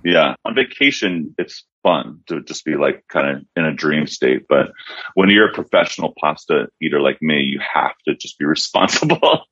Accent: Philadelphia, Pennsylvania, United States; now in Los Angeles, United States; I grew up in Philly.

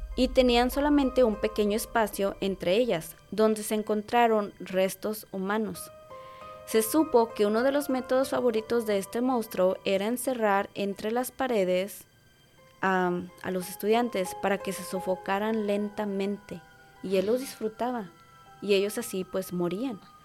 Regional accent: Mexico; para nosotros como cultura y como mexicanos

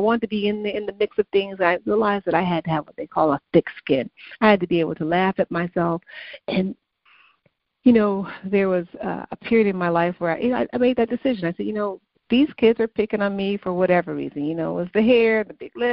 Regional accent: Chicago, Illinois, United States; moved away; also born or lived in Massachusetts; growing up in the South Side of Chicago

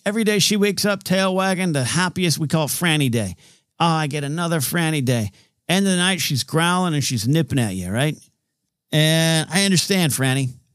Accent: Grover Beach, California, United States; in my hometown area, there's a city called Grover Beach

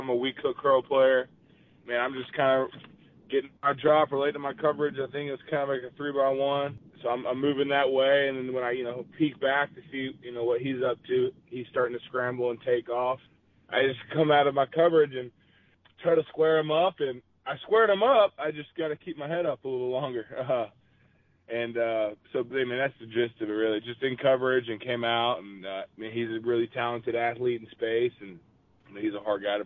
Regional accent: Georgia, United States; moved away as an adult; also born or lived in Clemson; I grew up in Georgia, and then I've been in Clemson the last 6 years

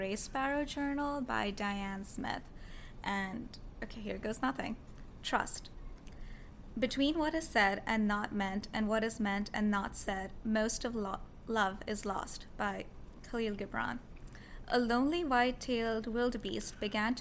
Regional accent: Karachi, Sindh, Pakistan; moved away as an adult; now in United States; I was born in Karachi in Pakistan, and I've lived there for all of my life, actually, and I've come to the United States. It's only been 2 years

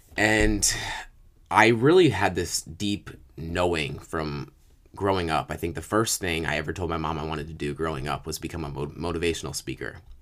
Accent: upstate New York, United States; also born or lived in Virginia; at about two years old, uh, my mother and father got divorced. We moved from Virginia to upstate New York.

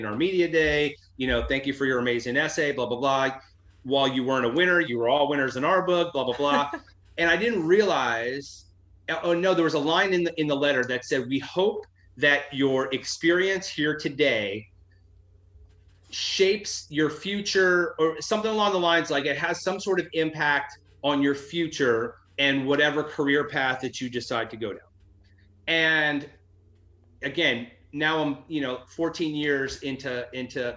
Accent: United States; moved away as an adult; now in Tampa, United States; I grew up in the Washington, D.C., Baltimore metro area

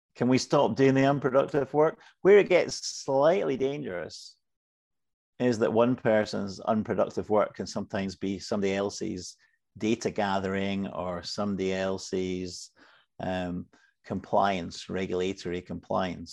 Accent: Scotland, United Kingdom; I'm Scottish.

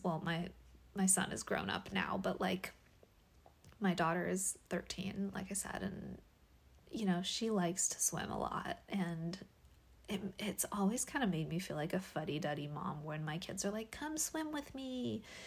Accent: Washington, United States; born or raised there; now in California, United States

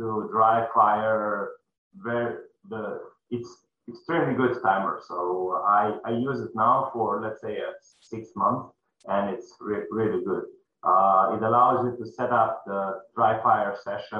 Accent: Slovenia; I'm from Slovenia.

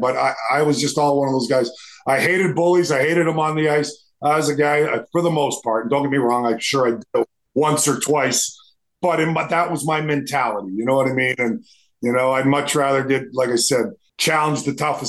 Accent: Edmonton, Alberta, Canada; growing up in Edmonton, Alberta

